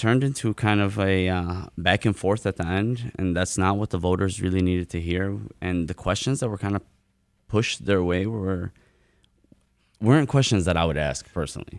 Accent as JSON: {"language": "English", "town": "Dearborn", "region": "Michigan", "country": "United States", "tie": "born or raised there", "said": "growing up in Dearborn"}